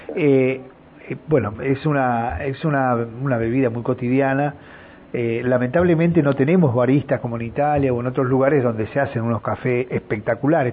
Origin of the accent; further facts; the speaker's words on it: Viedma, Río Negro, Argentina; mi pueblo, en Viedma